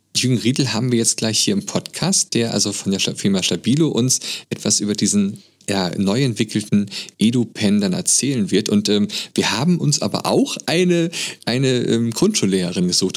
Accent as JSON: {"language": "German", "country": "Germany", "said": "bei uns in Deutschland im Abitur"}